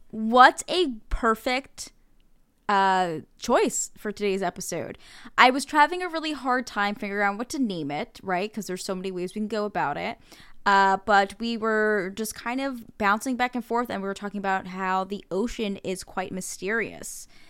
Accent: New Jersey, United States; I am from New Jersey

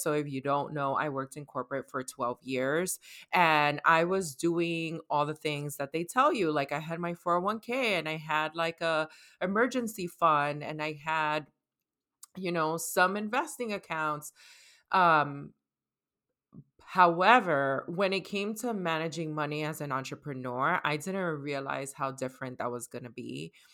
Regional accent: New York City, New York, United States; I was raised in New York, I'm from the Bronx, and I'm Dominicana

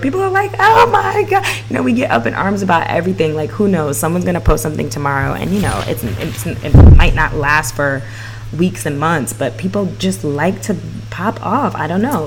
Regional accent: New York City, New York, United States; I'm from Bed Stuy

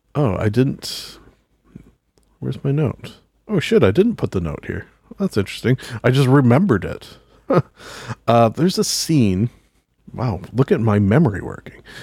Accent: Canada; being Canadian

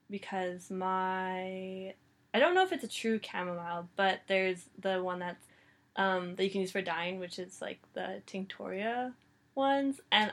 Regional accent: Canada; I'm Canadian.

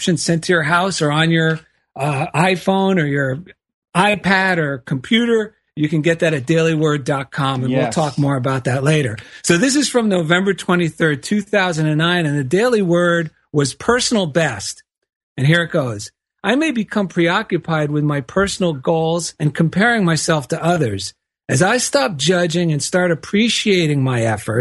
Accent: East Coast, United States; now in Culver City, United States; I grew up on the East Coast shopping at Lord and Taylor all my life

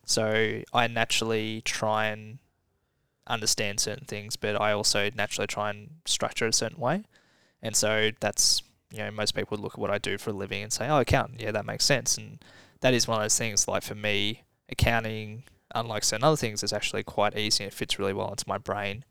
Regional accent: Somerville, Victoria, Australia; I grew up in Somerville

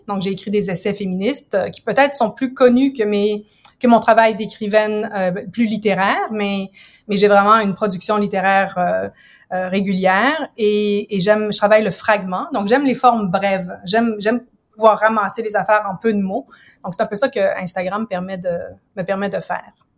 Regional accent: Ottawa, Ontario, Canada; moved away as an adult; also born or lived in United States / England; now in Montreal, Canada; je suis originaire d'Ottawa. En fait, je suis comme franco-ontarienne

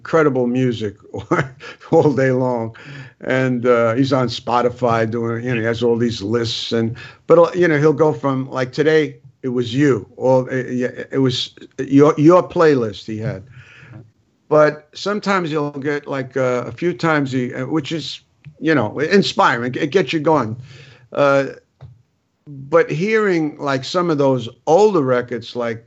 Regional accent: New York City, New York, United States; I was from the Bronx

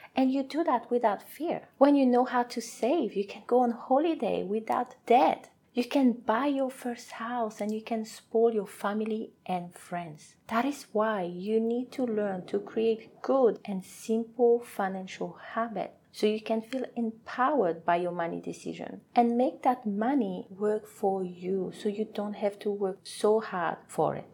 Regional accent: French Polynesia; first language French; English is a second language; moved away as an adult; now in New Zealand; I am from a beautiful island called Tahiti, French Polynesia, so my first language is French

